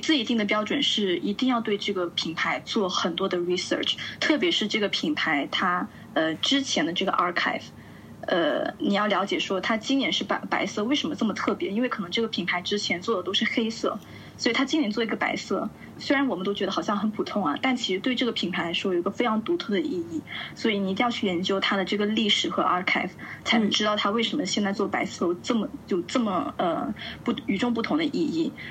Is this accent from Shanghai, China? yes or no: no; Shenzhen, Guangdong, China; moved away as an adult; also born or lived in United States; now in Milan, Italy; 我来自深圳，呃，目前呢是在意大利米兰做自由撰稿人